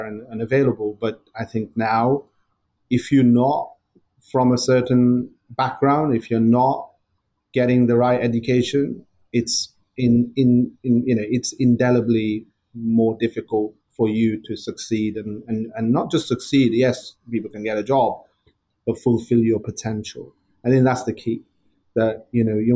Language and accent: English; Blackburn, North West England, United Kingdom; growing up in Blackburn in the, born in the 70s and growing up in the 80s to first generation family coming over from India